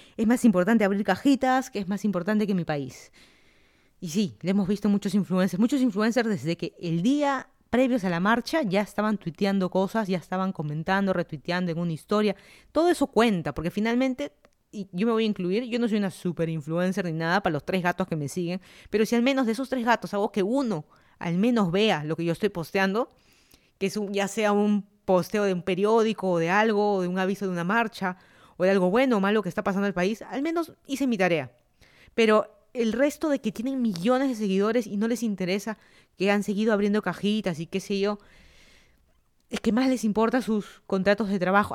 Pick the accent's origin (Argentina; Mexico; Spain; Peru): Peru; Lima; moved away as an adult; also born or lived in Miami, United States / Virginia, United States; now in Fairfax County, Virginia, United States; yo soy de Lima, Perú. Me mudé a Estados Unidos hace, ¿qué? casi cuatro años que me mudé a Estados Unidos